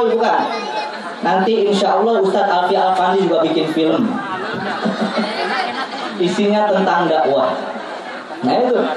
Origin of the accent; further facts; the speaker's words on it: West Java, Indonesia; Kita orang Sunda ketawa-tawa bu.